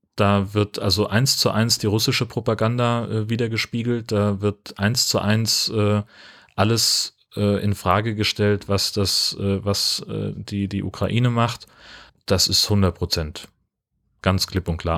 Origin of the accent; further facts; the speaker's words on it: Hesse, Germany; moved away; ich bin auf dem Dorf groß geworden in Hessen